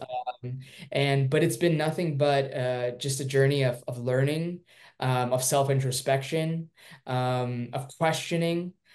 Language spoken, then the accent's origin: English; Irvine, California, United States; also born or lived in Durban, South Africa; I was born there and I moved to um, Irvine, California when I was four. And uh, my dad got a job opportunity